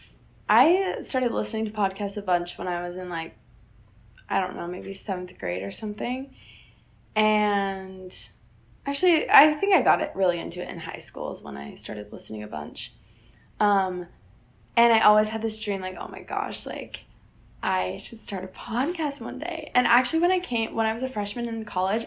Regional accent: Salt Lake City, Utah, United States; I'm also from Salt Lake

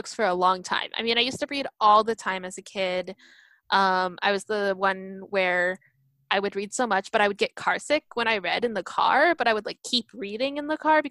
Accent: United States; I'm Japanese American

